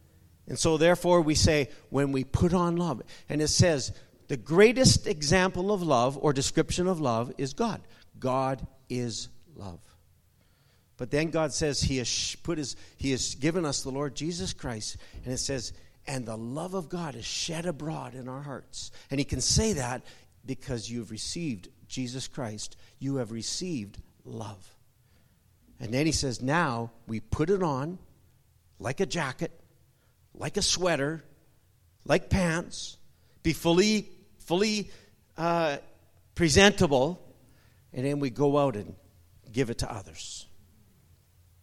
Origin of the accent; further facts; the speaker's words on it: Guatemala; It's like me growing up, being 30 years in Guatemala. I know when there's mangoes on the tree.